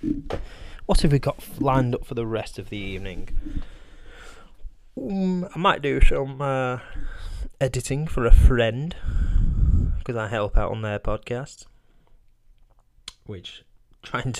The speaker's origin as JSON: {"language": "English", "country": "United Kingdom"}